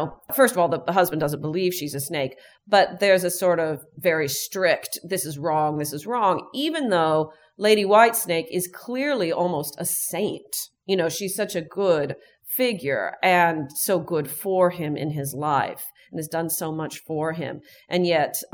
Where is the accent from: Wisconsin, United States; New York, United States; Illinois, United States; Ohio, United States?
Illinois, United States; Chicago; I'm from Chicago